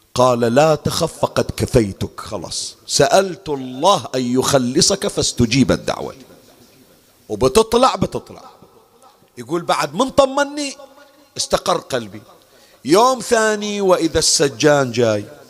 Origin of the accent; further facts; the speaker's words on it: Bahrain; بالمحرق عندنا بالبحرين